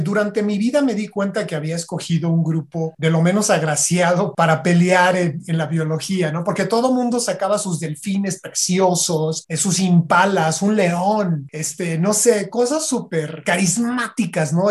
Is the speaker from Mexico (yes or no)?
yes; Michoacán, Mexico; also born or lived in Coahuila; Yo nací en Coahuila, pero crecí en Michoacán